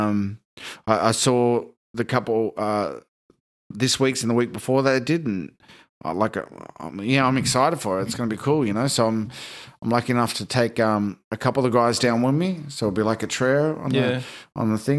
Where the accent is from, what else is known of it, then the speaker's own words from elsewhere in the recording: Shepparton, Victoria, Australia; moved away; my hometown, Shepparton